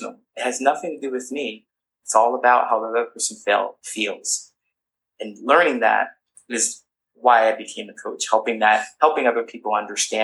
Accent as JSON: {"language": "English", "region": "Ohio", "country": "United States", "tie": "born or raised there", "also_born_or_lived": "California", "moved": "as an adult", "said": "I grew up in a small town"}